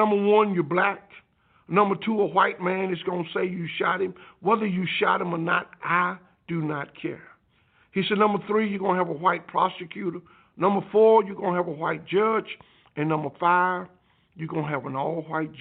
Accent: Alabama, United States; I grew up outside of Birmingham, a little place called Preco, Alabama.

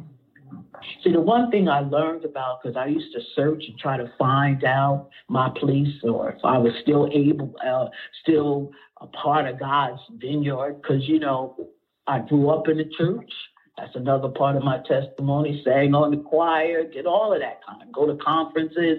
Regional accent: Asbury Park, New Jersey, United States; also born or lived in Neptune, New Jersey; now in Brick, United States; I grew up in Asbury. I ran the streets in Asbury, Neptune

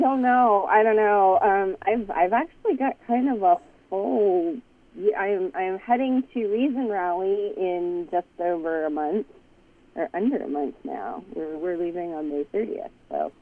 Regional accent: Canada; I'm Canadian.

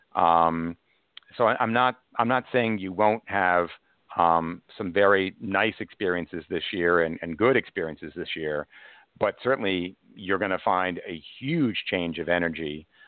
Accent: Cold Spring Harbor, New York, United States; now in New York City, United States; I was raised in uh, Cold Spring Harbor, Long Island, but I live in New York City now

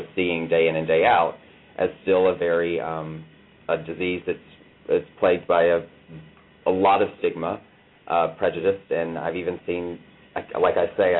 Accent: Atlanta, Georgia, United States; accent: twang; also born or lived in Mississippi / Los Angeles; now in New York, United States; I am originally from Atlanta, which you already noted with a twang. I was born in Atlanta, lived in Mississippi, went to L.A. for a bit, and then moved to New York about 6.5 years ago.

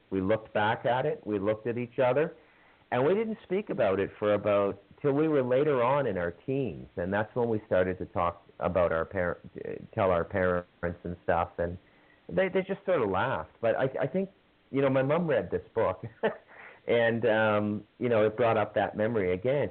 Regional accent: Canada; I have a little native blood being Canadian, and then I'm pretty much ethnically Scottish

